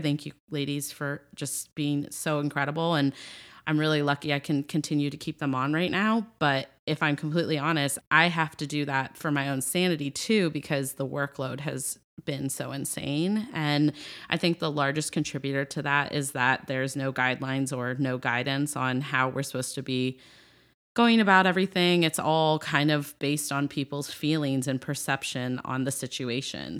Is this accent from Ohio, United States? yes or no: yes; Ohio, United States; I'm from Ohio